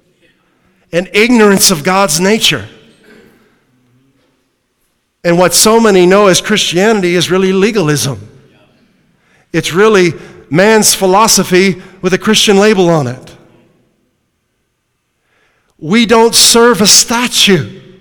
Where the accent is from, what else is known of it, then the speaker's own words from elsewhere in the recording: New England, United States; accent: New England; That's my New England accent